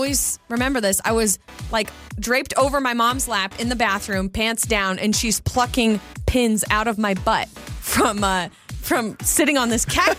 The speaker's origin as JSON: {"language": "English", "region": "North Idaho", "country": "United States", "tie": "born or raised there", "said": "we're both from North Idaho"}